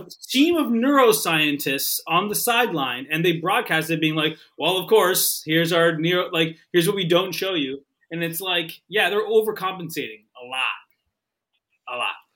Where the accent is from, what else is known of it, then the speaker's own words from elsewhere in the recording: Canada; moved away; I'm not from New York, right? I'm from Canada, and, and we had the Buffalo Bills.